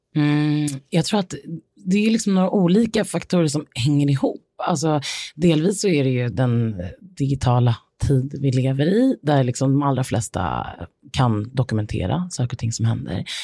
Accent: Sweden; här hemma i Sverige

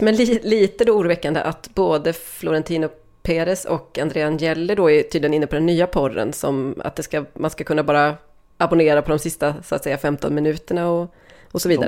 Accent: Sweden; jag som svensk

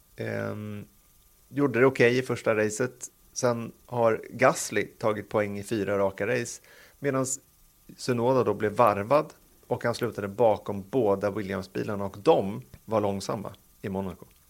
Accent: Sweden; som svensk

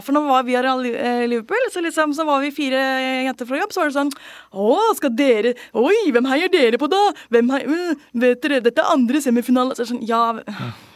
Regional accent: Bærum, Akershus, Norway; jeg er oppvokst i Bærum

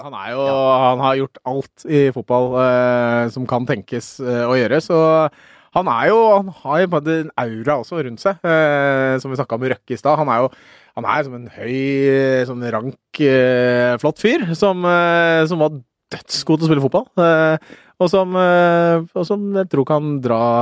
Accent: Norway; jeg er født i Norge, men faren min er født på Kapp Verde.

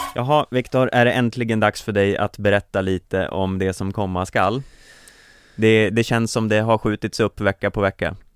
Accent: Sweden; som svensk

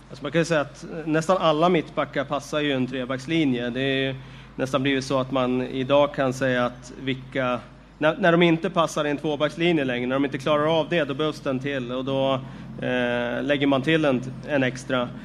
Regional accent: Västerås, Västmanland, Sweden; Jag är ju från Västerås

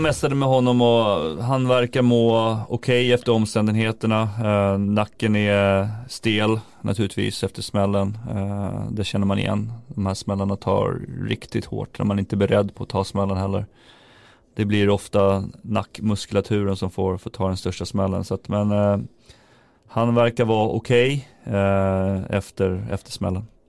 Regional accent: Järfälla, Stockholm County, Sweden; Jag kommer från Järfälla som är en liten klubb liksom i Stockholm här

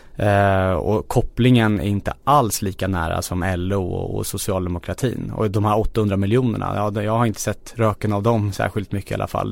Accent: Stockholm, Stockholm County, Sweden; jag är född och uppvuxen i Kista

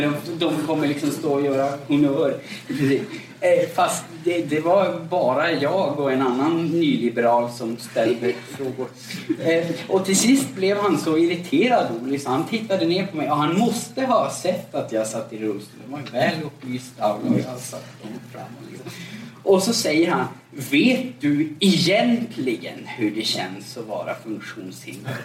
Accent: Gällivare, Norrbotten County, Sweden; now in Gothenburg, Sweden; jag är född och uppvuxen i eh, övre Norrlands inland, uppe i Gällivare

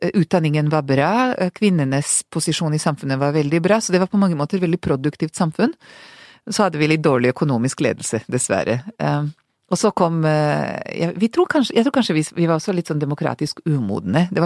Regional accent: Serbia; now in Norway; Jeg klarer ikke å si at jeg er fra Serbia, jeg sier fortsatt Hvis jeg ikke tenker meg om, så sier jeg alltid Jugoslavia, ikke sant?

